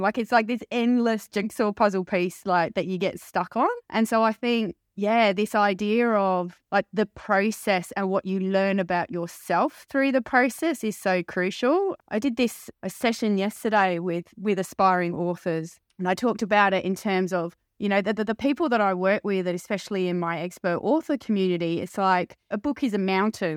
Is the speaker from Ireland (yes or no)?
no; London, United Kingdom; I was born in a little town in London, not far from Wimbledon.